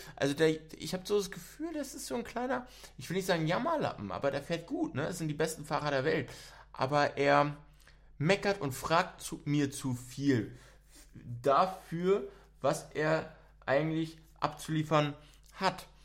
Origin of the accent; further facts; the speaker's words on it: Berlin, Germany; ich bin auch in Berlin aufgewachsen